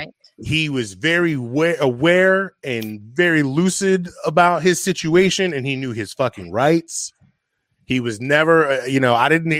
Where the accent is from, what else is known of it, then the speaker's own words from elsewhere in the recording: Takoma Park, Maryland, United States; I grew up in Tacoma Park, Silver Spring